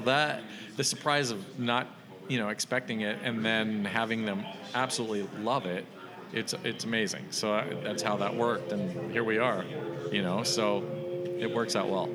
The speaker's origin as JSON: {"language": "English", "town": "Los Gatos", "region": "California", "country": "United States", "tie": "born or raised there", "said": "I grew up in the Bay Area"}